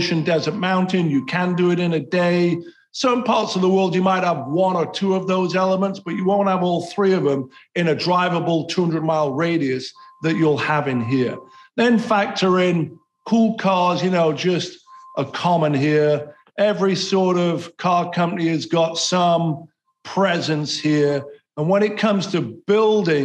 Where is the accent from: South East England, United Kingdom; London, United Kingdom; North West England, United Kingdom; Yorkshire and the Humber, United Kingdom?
Yorkshire and the Humber, United Kingdom; Sheffield; now in Los Angeles, United States; I grew up in Sheffield